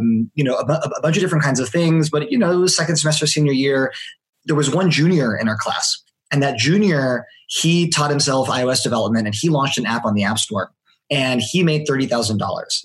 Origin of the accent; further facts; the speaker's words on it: Palo Alto, California, United States; I was born and raised in Palo Alto, California.